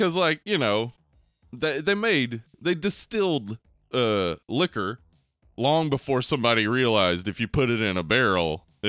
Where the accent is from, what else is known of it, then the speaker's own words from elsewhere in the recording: Liverpool, North West England, United Kingdom; I'm from Liverpool.